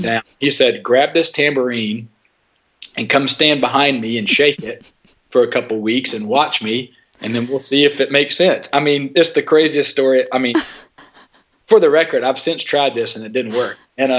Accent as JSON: {"language": "English", "town": "Griffin", "region": "Georgia", "country": "United States", "tie": "born or raised there", "said": "I was born in Griffin, Georgia, which is, I know that town is a hotbed of talent."}